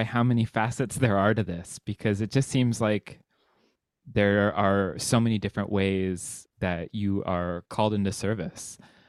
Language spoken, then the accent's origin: English; California, United States; I've been to both I'm from California, that is an incredible book fair.